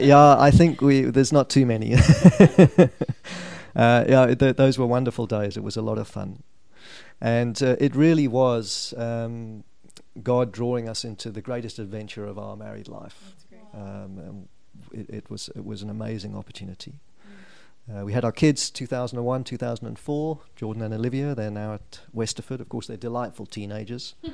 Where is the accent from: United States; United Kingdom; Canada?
United Kingdom; Norwich, East of England; moved away as an adult; now in South Africa; I was born in a place called Norwich in 1961.